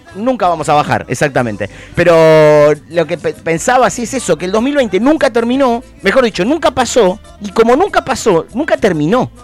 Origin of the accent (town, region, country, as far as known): Argentina